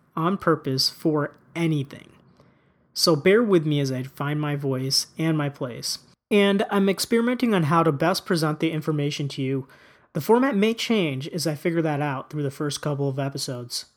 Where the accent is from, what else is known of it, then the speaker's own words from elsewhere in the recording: United States; despite being born in and growing up in the United States